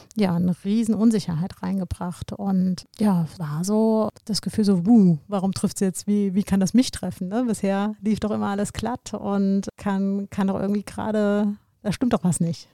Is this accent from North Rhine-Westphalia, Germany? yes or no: no; Koblenz, Rhineland-Palatinate, Germany; meiner Heimatstadt Koblenz